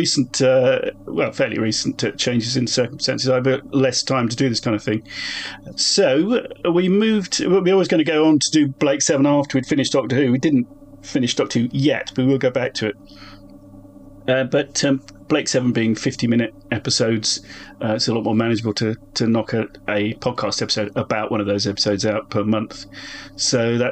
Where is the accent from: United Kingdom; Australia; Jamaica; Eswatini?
United Kingdom; Chatham, South East England; I'm from the Medway towns. Yeah. Chatham born, Chatham bred, thick in the arm, thick in the head